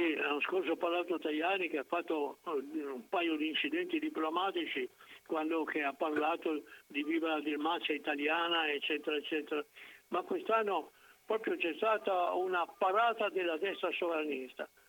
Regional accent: Piran, Istria, Slovenia; moved away; nel mio paese, appunto, il quarantasette per cento dei voti era andato al Partito Socialista

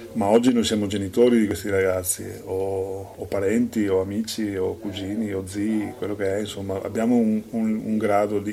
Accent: Salgareda, Veneto, Italy; io sono nato a Sacareda

